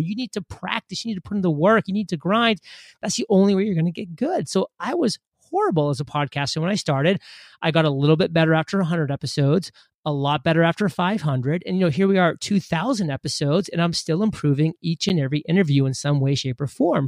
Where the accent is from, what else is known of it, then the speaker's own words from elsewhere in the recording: Maine, United States; moved away as an adult; I grew up in Maine, which is a small state, uh, above Boston.